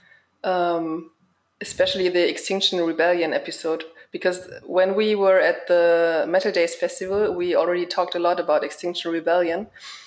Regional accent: hometown near Braunschweig, Lower Saxony, Germany; in my hometown

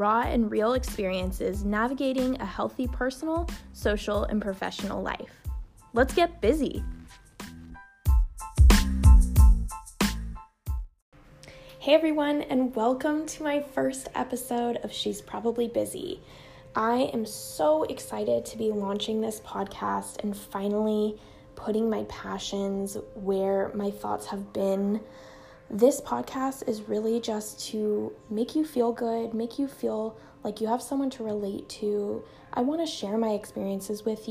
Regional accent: Arcadia, California, United States; I grew up in Los Angeles, California, in a town called Arcadia, California.

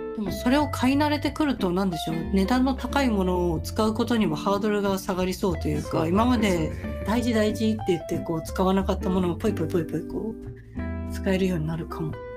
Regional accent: Sagamihara, Kanagawa, Japan; moved away; ちの実家は神奈川県で相模原市ですけど

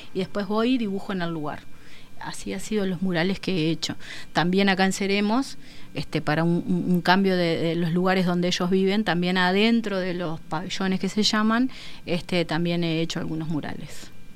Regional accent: San José de Mayo, San José, Uruguay; vengo de San José

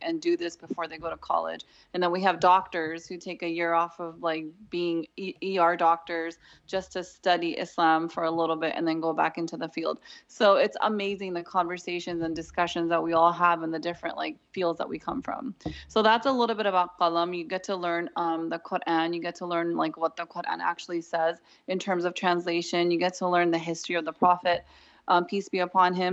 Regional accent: Southern California, United States; I'm from Southern California and I have a background in graphic design and marketing.

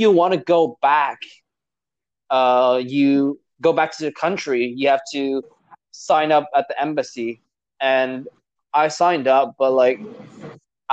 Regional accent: Vietnam; now in United States; I'm from Vietnam.

